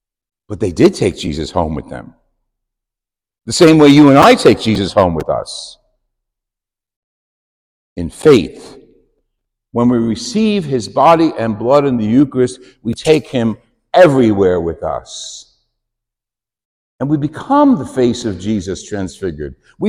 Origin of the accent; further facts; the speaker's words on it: New York, United States; moved away; we come from New York